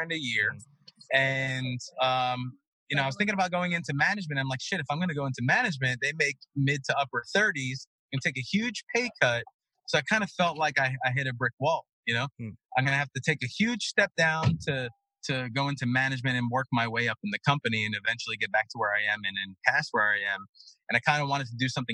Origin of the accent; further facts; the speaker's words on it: New York City, New York, United States; now in Florida, United States; Growing up in Brooklyn